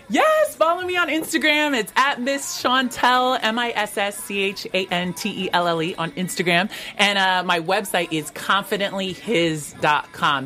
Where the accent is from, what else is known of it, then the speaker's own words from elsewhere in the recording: Vancouver, Washington, United States; growing up in Vancouver, Washington